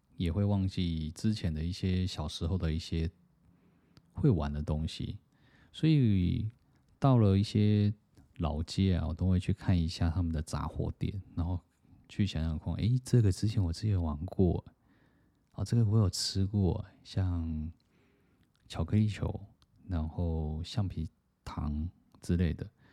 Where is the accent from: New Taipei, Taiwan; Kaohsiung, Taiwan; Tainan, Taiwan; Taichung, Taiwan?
Tainan, Taiwan; moved away as an adult; also born or lived in Taipei; 从小在台南长大，然后读书，然后到了台北去工作